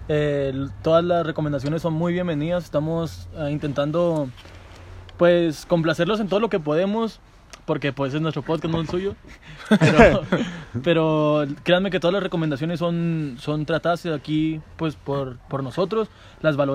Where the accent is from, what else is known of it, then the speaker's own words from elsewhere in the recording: Mexico; Eh, yo siento que soy más mexicano que, que cualquier otra cosa, ¿sabes cómo?